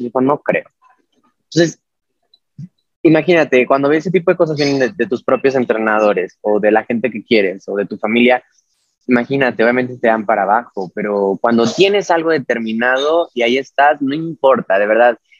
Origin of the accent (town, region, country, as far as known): Mexico; also born or lived in Mexico City